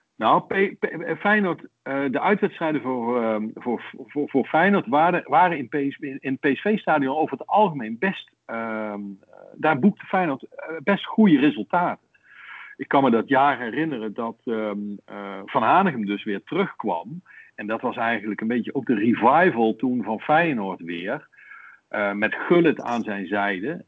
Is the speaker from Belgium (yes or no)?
no; North Brabant, Netherlands; accent: soft G; also born or lived in Rotterdam; now in The Hague, Netherlands; ik heb nog een, eh, een zachte G overgehouden aan de jeugd die ik wel doorgebracht heb in Brabant maar geboren in Rotterdam